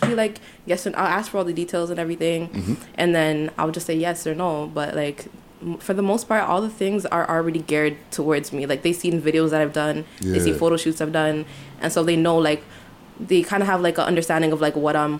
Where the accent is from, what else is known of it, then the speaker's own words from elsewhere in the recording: Toronto, Ontario, Canada; I wasn't born and raised, like, in the hood part mm-hmm. of Rexdale, but I was born and raised in Rexdale